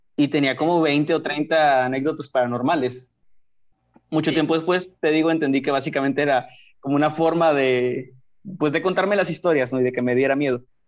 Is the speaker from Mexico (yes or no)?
yes; Matamoros, Tamaulipas, Mexico; yo soy de Matamoros, Tamaulipas